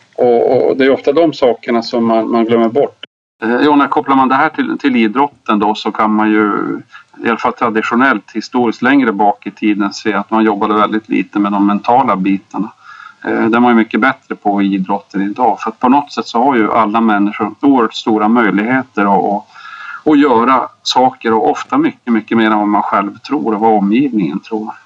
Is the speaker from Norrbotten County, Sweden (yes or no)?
yes; Lapland, Norrbotten County, Sweden; also born or lived in Malmberget; now in Dalarna, Sweden; jag är faktiskt lapplänning